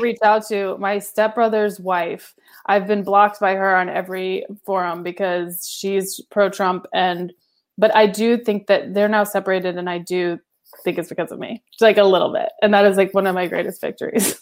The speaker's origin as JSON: {"language": "English", "region": "the South", "country": "United States", "tie": "born or raised there", "said": "I'm from the South and I grew up around a lot of them"}